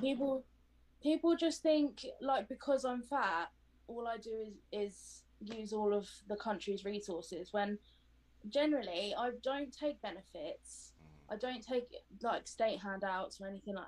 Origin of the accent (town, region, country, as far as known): United Kingdom